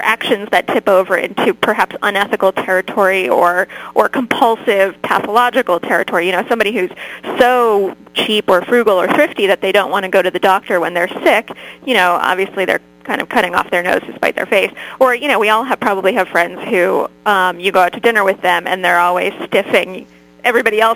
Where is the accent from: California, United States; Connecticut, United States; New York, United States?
Connecticut, United States; I grew up in Connecticut